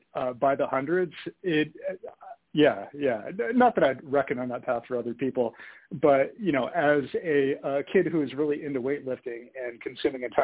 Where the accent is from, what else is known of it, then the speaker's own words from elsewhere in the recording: San Francisco, California, United States; also born or lived in Santa Monica, California; now in Salt Lake City, United States; I grew up in San Francisco